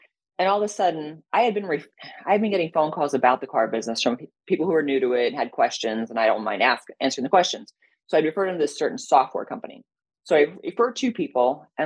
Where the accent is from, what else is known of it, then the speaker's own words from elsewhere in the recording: Connecticut, United States; moved away; also born or lived in Cincinnati; I grew up in Connecticut, trees